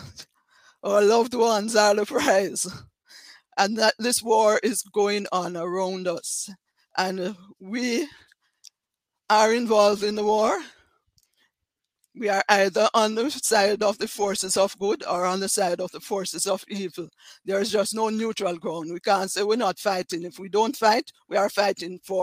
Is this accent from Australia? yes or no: no; Jamaica; accent: Jamaican; I'm from Jamaica, as you can tell from my accent.